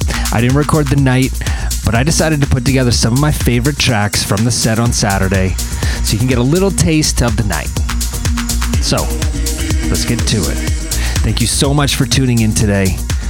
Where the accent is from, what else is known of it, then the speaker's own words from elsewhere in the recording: Toronto, Ontario, Canada; here in my hometown